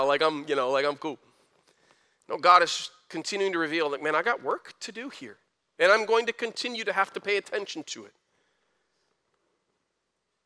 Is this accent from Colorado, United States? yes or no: no; Flint, Michigan, United States; I was a kid from Flint, graduated high school with a 2.5